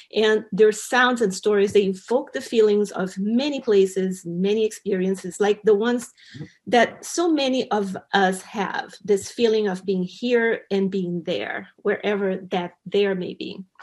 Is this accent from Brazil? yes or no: yes; Brazil; I grew up in Brazil. I'm from Brazil, but my dad is from Bolivia.